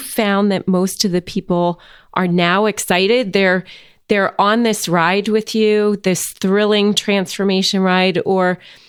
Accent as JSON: {"language": "English", "region": "New Jersey", "country": "United States", "said": "I'm from New Jersey."}